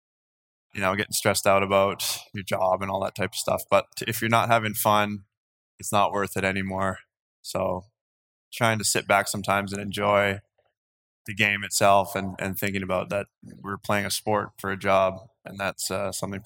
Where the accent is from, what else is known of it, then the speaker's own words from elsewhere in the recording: North Vancouver, British Columbia, Canada; also born or lived in Colgate University, New York / Croatia; Born and raised in North